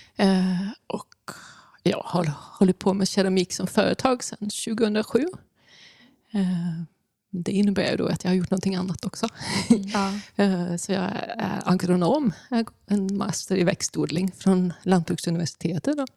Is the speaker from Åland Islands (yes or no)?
no; Bornholm, Capital Region of Denmark, Denmark; moved away; hemma på Bornholm där jag växte upp